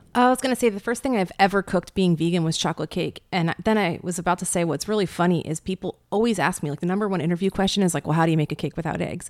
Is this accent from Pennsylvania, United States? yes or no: yes; rural Pennsylvania, United States; I was born in Pennsylvania, rural Pennsylvania.